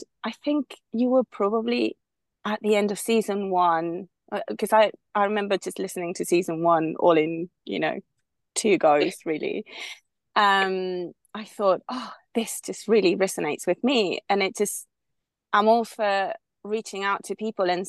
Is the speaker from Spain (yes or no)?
yes; Spain; moved away as an adult; also born or lived in United Kingdom; I'm originally from Spain. I was born and raised here until I was in my 20s when I moved to the UK